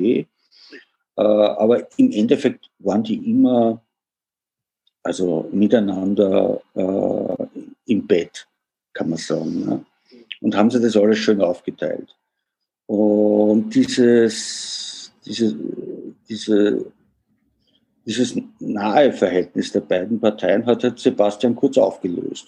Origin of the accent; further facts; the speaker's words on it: Vienna, Austria; also born or lived in Germany; wie man hört, bin ich Österreicher oder genauer gesagt Wiener